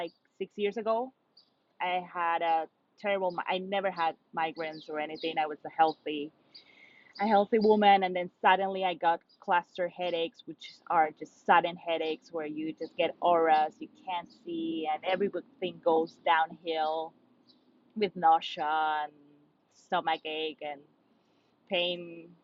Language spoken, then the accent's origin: English; Lima, Peru; moved away as an adult; also born or lived in Brooklyn, New York; now in New York City, United States; born and raised in Peru